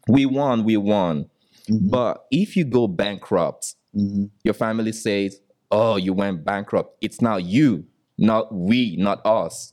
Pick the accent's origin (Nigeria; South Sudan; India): Nigeria; moved away as an adult; now in United States; I came from Nigeria